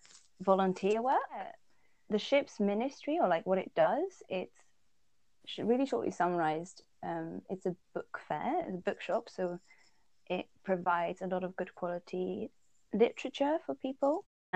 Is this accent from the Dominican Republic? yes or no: no; Netherlands; also born or lived in Poland / England; I'm from the Netherlands, I'd say. But I often wonder when I answer this question, because I was born in Poland and my dad's British, or like English and Welsh. And I lived in England as well, so a big part of my heart belongs to there.